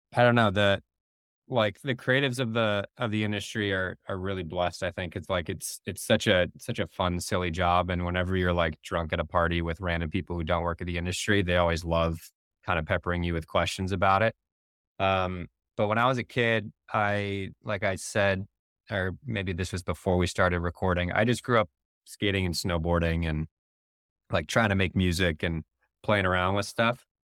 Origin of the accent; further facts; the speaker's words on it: Barrington, Illinois, United States; also born or lived in West Coast; now in Chicago, United States; I grew up in the Northwest burbs in Barrington